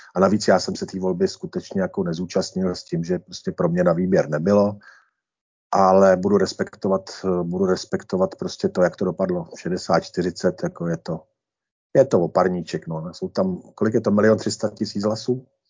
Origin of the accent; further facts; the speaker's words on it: Senohraby, Central Bohemian Region, Czechia; obec Senohraby, kde jsem vychodil základní školu a odkud pocházím